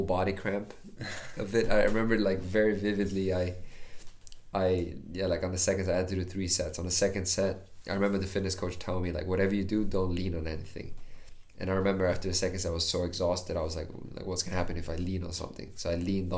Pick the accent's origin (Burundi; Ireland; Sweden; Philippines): Sweden; Like I come from Sweden.